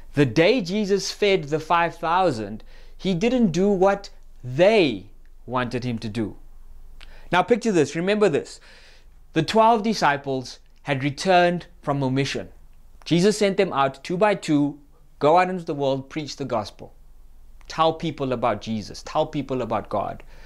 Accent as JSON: {"language": "English", "town": "Cape Town", "region": "Western Cape", "country": "South Africa", "moved": "yes", "lives_now": "Gauteng, South Africa", "said": "I'm from Cape Town. We don't get storms. It just rains"}